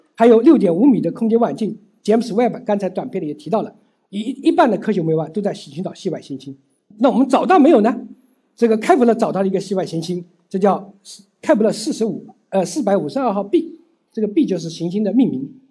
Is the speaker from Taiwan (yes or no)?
no; China; 我们中国人